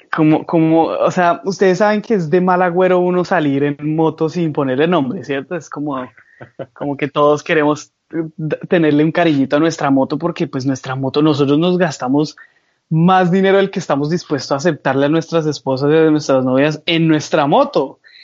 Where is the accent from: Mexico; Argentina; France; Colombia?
Colombia; moved away; yo soy un joven colombiano que ha sido muy soñador